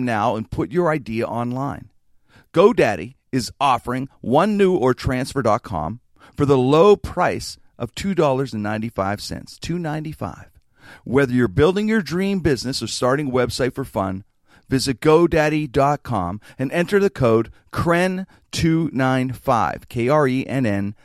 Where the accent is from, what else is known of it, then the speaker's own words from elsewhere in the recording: Pittsburgh, Pennsylvania, United States; It's something about our city